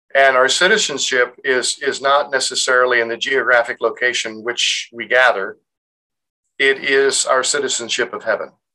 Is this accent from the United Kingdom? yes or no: no; United States; are we culturally American because we grew up in America?